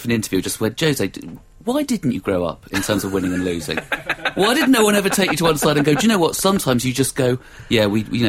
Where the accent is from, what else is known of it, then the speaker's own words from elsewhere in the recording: London, United Kingdom; We live up in North London now. I grew up in West London